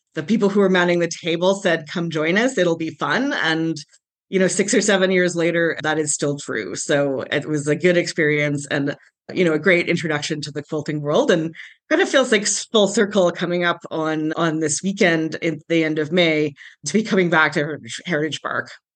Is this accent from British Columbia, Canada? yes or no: no; Calgary, Alberta, Canada; also born or lived in Cayman Islands; I was born and raised in Calgary